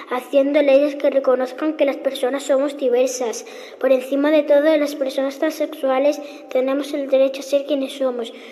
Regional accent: Arroyo de San Serván, Extremadura, Spain; he tenido suerte de nacer en mi pueblo.

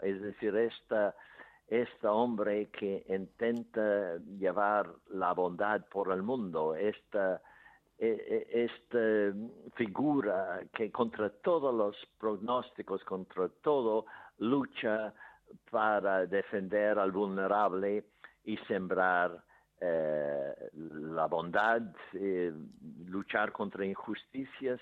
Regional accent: Ireland; Spanish is a second language; moved away; en mi pueblo había un manicomio grande, grande, uno de los más grandes de Irlanda

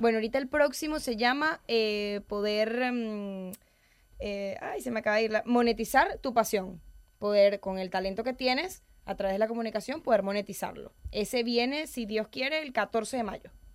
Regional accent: Venezuela; moved away as an adult; now in Madrid, Spain; Soy venezolana.

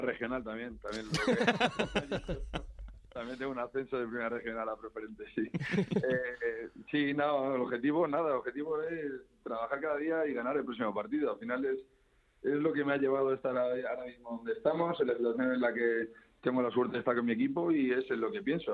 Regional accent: Community of Madrid, Spain; yo como madrileño

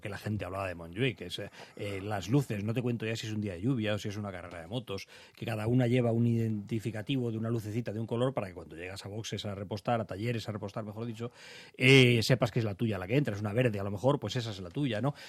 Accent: Alcobendas, Community of Madrid, Spain; yo soy de Alcobendas y de niños lo que hacíamos era acudir al arroyo

